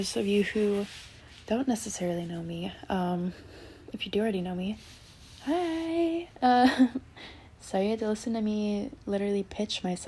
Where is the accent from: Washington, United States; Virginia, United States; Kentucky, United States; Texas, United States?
Washington, United States; moved away as an adult; now in Boston, United States; I live in Boston. I am from Washington State. I am a little far from home